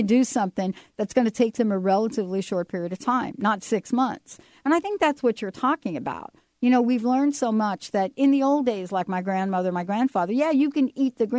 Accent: New York, United States; I grew up with cockroaches because I grew up in New York.

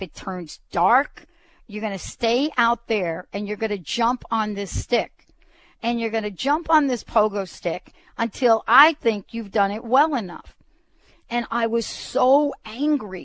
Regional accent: New York City, New York, United States; growing up in the Bronx.

